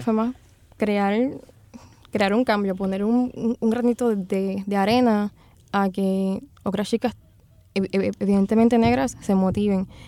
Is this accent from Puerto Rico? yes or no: yes; Loíza, Puerto Rico; yo pues nací y me crié en Loíza